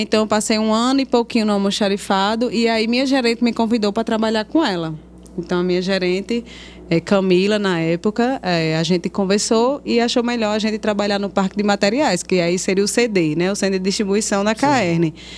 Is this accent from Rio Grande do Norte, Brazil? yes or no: yes; Currais Novos, Rio Grande do Norte, Brazil; born or raised there